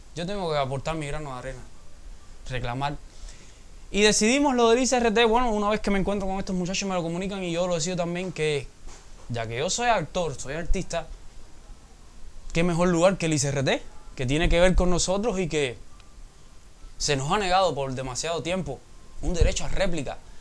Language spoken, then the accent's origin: Spanish; Cuba; yo como cubano, como joven que quiere un cambio